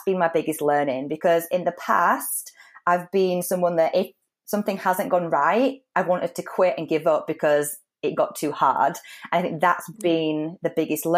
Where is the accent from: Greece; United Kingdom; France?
United Kingdom; moved away as an adult; also born or lived in Spain; come back to the UK and meet somebody from my hometown